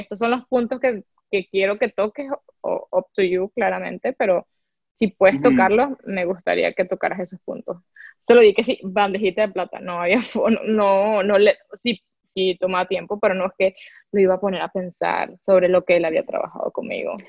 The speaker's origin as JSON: {"language": "Spanish", "country": "Venezuela", "moved": "yes", "said": "como muchos venezolanos"}